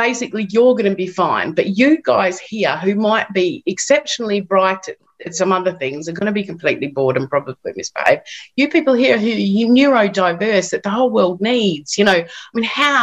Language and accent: English; Perth, Western Australia, Australia; moved away as an adult; also born or lived in London, United Kingdom; now in United Kingdom; I come from Perth, Western Australia originally, and I came to London.